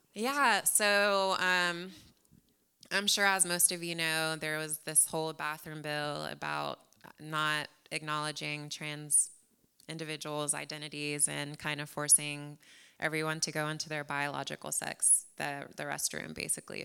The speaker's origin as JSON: {"language": "English", "town": "San Antonio", "region": "Texas", "country": "United States", "tie": "born or raised there", "also_born_or_lived": "New Jersey / Corpus Christi", "lives_now": "Houston, United States", "said": "I was born in New Jersey, but I, I wasn't there for long. I was actually raised in San Antonio, so definitely a Texan."}